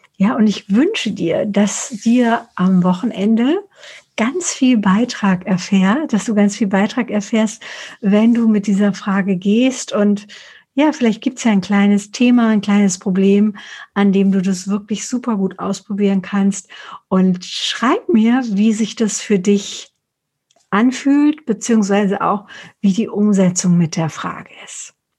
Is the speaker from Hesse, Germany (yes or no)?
yes; Frankfurt, Hesse, Germany; ich komme aus Frankfurt oder aus Hessen